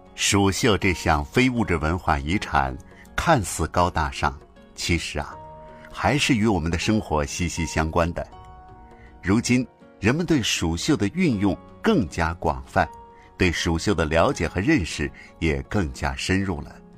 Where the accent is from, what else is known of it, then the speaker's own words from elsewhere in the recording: Chengdu, Sichuan, China; 我们成都人